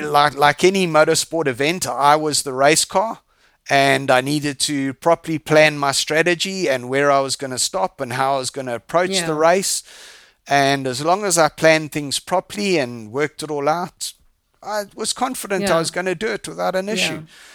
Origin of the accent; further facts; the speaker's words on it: Zambia; also born or lived in England; now in South Africa; I was born overseas in England. I left when I was 4 and we moved to Zambia because my dad went and worked in Zambia on the mines. Mm-hmm. And we all moved to Zambia. And then in 1976, so it makes me very, very old.